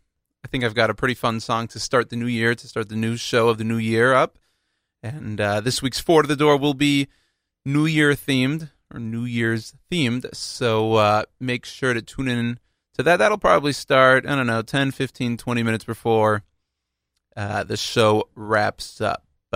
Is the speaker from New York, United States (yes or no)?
no; Texas, United States; I'm from Texas